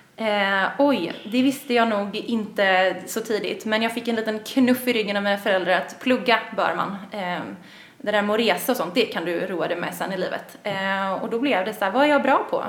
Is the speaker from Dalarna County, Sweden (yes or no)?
no; Gothenburg, Västra Götaland, Sweden; moved away as an adult; now in Stockholm, Sweden; Jag kommer från Göteborg, vilket man ibland kan höra, ibland inte